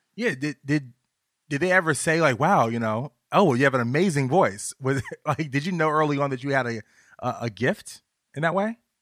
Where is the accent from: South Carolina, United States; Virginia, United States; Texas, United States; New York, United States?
Virginia, United States; I'm from Virginia